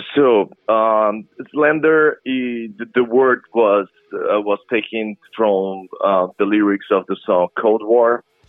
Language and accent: English; Brazil; moved away as an adult; now in New Orleans, United States; I'm from Brazil originally